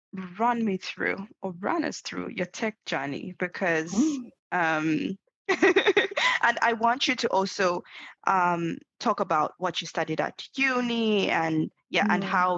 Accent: Zambia; I'm from Zambia

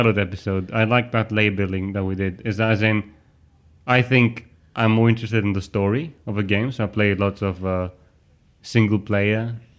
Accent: Greece; English is a second language; moved away as an adult; I'm from Greece.

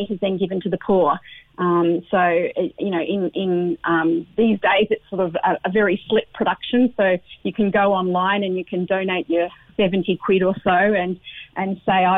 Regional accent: Australia; now in Ireland; I'm originally from Australia, even though I've been here for donkeys now

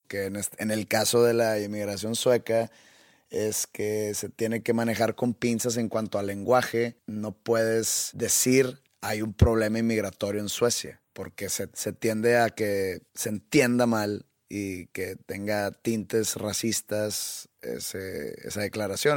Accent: Mexico; Yo siendo mexicano

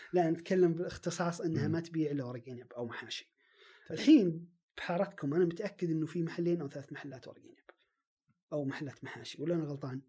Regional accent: Riyadh, Riyadh Province, Saudi Arabia; عندنا في الرياض

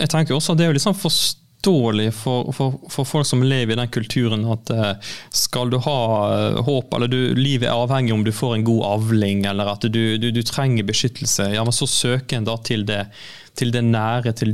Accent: Jørpeland, Rogaland, Norway; moved away as an adult; now in Côte d'Ivoire; jeg kommer fra Jørpeland.

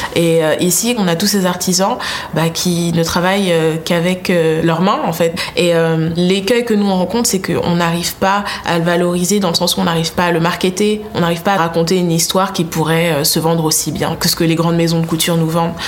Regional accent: Côte d’Ivoire; now in France; j'ai grandi en Afrique, donc j'ai grandi en Côte d'Ivoire

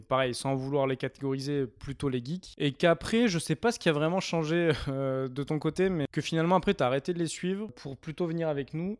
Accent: near Avignon, Provence-Alpes-Côte d'Azur, France; moved away as an adult; now in Lyon, France; Je suis originaire du sud, à côté d'Avignon

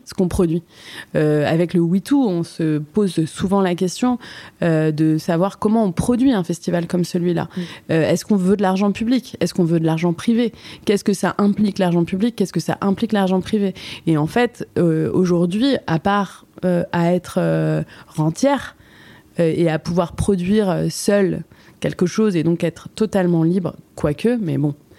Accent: Paris, Île-de-France, France; On avait fait un spectacle au théâtre Mouffetard, parce que donc, je suis parisienne

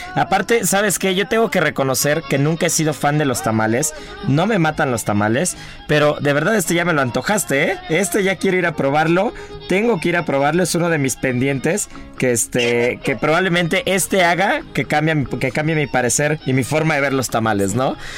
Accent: Mexico; somos los mexicanos

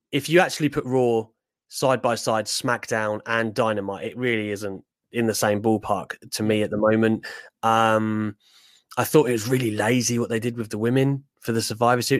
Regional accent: England, United Kingdom; also born or lived in Newcastle; my family are from there, although my accent doesn't help that, of course, because I'm born down south

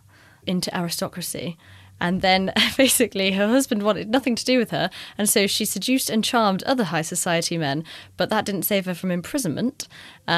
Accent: United Kingdom; We're British

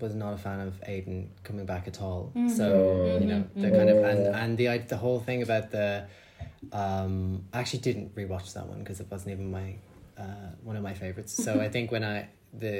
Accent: Ireland; as an Irish person

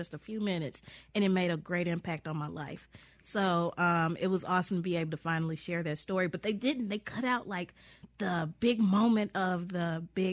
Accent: Mississippi, United States; I'm from Mississippi and I have this place to come back

